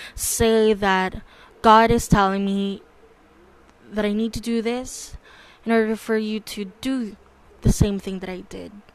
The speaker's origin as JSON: {"language": "English", "country": "Philippines", "tie": "born or raised there", "said": "I was born and raised in the Philippines, and I'm still continuing to, and I still continue to live here in the Philippines"}